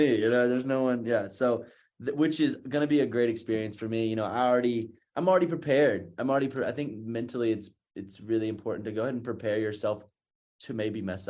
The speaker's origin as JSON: {"language": "English", "region": "North Carolina", "country": "United States", "said": "I'm from North Carolina, so I'm a big Duke fan."}